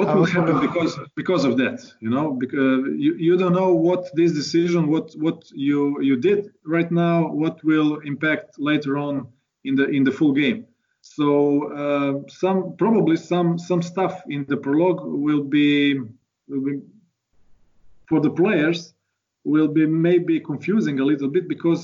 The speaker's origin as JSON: {"language": "English", "country": "Croatia", "said": "we are from Croatia"}